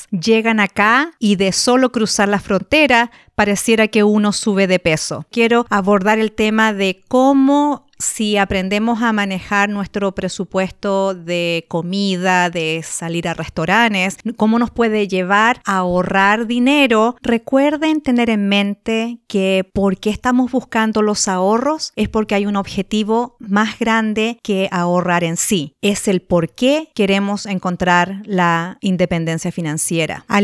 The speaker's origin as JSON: {"language": "Spanish", "country": "Chile", "moved": "yes", "lives_now": "United States", "said": "yo me vine acá a Estados Unidos desde Chile hace 21 años"}